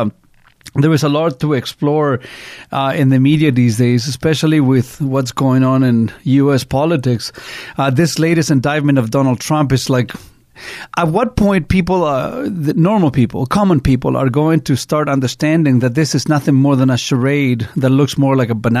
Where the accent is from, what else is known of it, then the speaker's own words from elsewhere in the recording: Chile; now in Canada; I grew up in Chile, and it was a highly politicized country growing up. And I spent all my life in Chile under Pinochet.